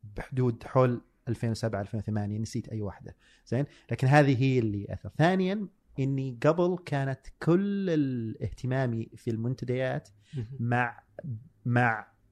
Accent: Buraidah, Al-Qassim, Saudi Arabia; moved away; also born or lived in Dhahran; جاي من بريده ما عمري طلعت الا الرياض

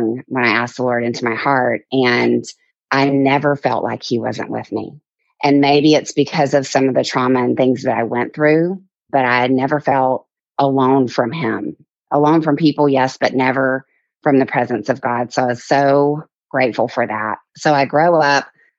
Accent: Mobile, Alabama, United States; I grew up in Mobile, Alabama in the deep south, actually in the bayou.

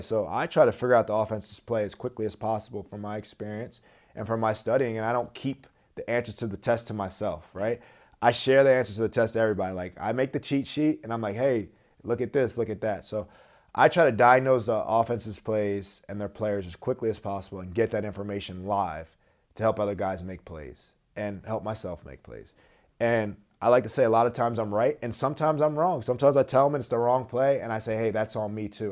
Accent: Philadelphia area, New Jersey, United States; I was an Eagles fan growing up 'cause I'm from the South Jersey, Philadelphia area

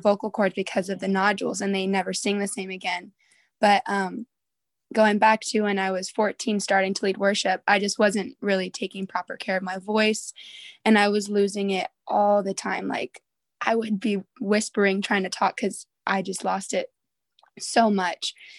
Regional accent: Southern California, United States; moved away as an adult; I'm from Southern California, but currently I'm going to Bible college in Northern California

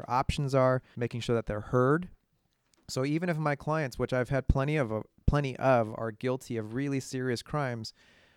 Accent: Bay Area, California, United States; I grew up here in the Bay Area.

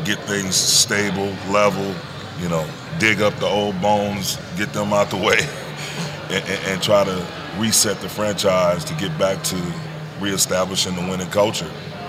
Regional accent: Saginaw, Michigan, United States; I'm from Michigan originally. The rich history of basketball within that state. Being from the city of Saginaw and all the great players I saw coming up from Saginaw to Flint, Detroit, Grand Rapids, Kalamazoo, guys all over that state

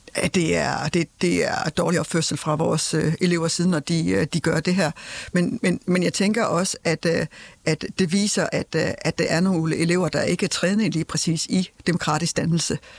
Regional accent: Denmark; vi som danskere

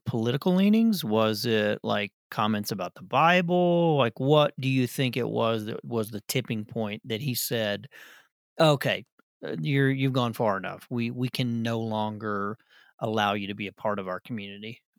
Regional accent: Arkansas, United States; I'm from Arkansas

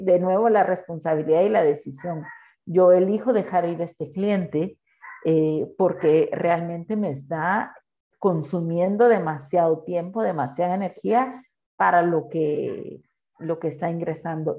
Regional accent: Guatemala; soy chapín

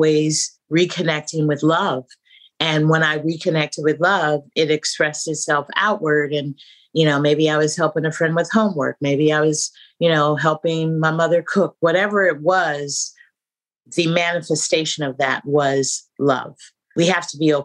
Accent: San Francisco, California, United States; When I was growing up in San Francisco

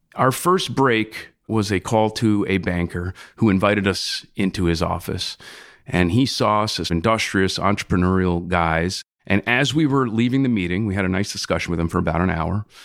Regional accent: South Shore of Long Island, New York, United States; I grew up on the South Shore of Long Island with a family of musicians

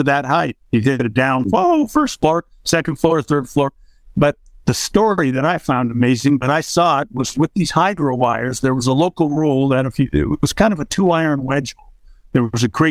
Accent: Toronto, Ontario, Canada; the club I grew up at in Toronto

